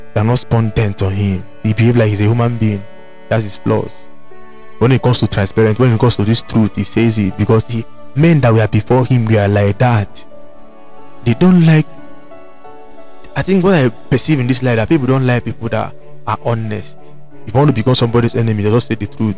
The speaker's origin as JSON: {"language": "English", "town": "Onitsha", "region": "Anambra", "country": "Nigeria", "tie": "born or raised there", "said": "I was born in, in Southeast Nigeria. Mm-hmm. I'm from Anambra State. Mm-hmm. I'm from Onitsha. That is my village. Mm-hmm. That is my town."}